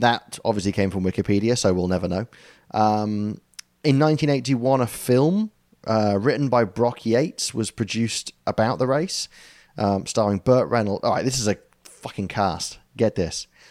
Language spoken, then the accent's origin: English; United Kingdom